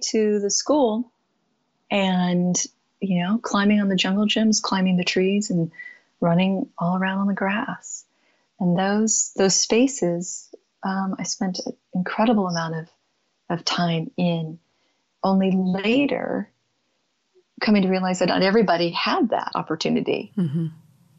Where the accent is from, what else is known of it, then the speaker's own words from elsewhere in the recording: San Jose, California, United States; moved away; also born or lived in Pacific Northwest / Tucson, Arizona; I grew up in San Jose, California